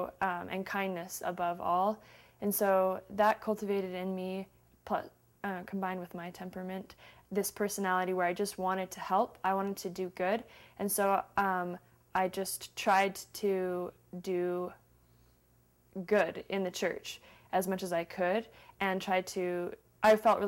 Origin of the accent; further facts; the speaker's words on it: Salt Lake City, Utah, United States; Salt Lake City, Utah.